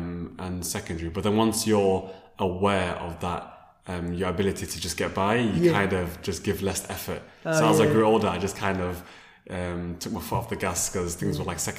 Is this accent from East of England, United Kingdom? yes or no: no; Sheffield, Yorkshire and the Humber, United Kingdom; born or raised there; also born or lived in Sweden